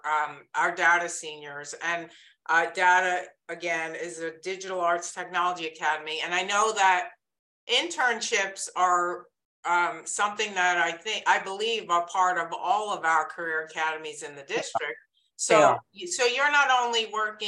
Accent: New York, United States; accent: New York; moved away as an adult; that big New York accent

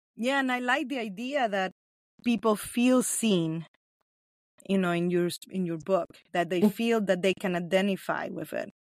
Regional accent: Nicaragua; first language Spanish; English is a second language; moved away; also born or lived in Los Angeles; I'm from Nicaragua. So that's where I was born.

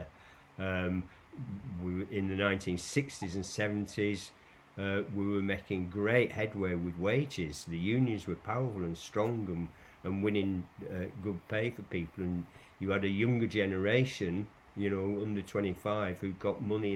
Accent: Lancashire, North West England, United Kingdom; moved away; I come from originally from Lancashire, where cotton weaving was a big thing. And you know, I'm old enough to remember in my childhood the conditions that we grew up

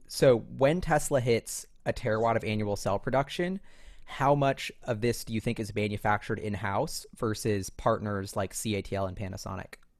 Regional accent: New York, United States; I'm a New Yorker who walks everywhere

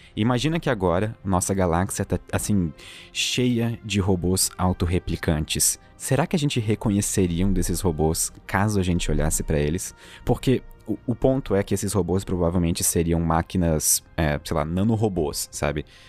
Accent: Santa Catarina, Brazil; eu falo bastante tu, porque eu sou de Santa Catarina, então é o jeito que a gente fala aqui

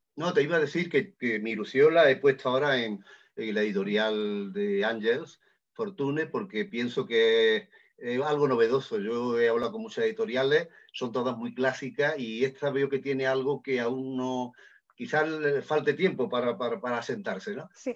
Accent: Lucena, Andalusia, Spain; yo soy de Lucena, de Córdoba

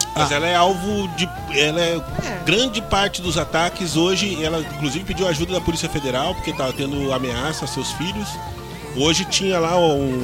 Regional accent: Southeast Brazil, Brazil; Todos nós somos originários do Sudeste

